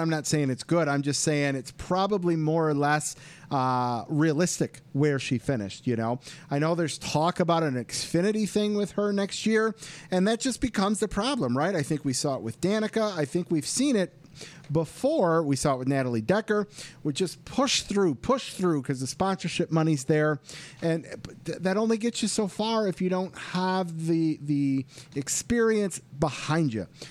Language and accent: English; Michigan, United States; my hometown track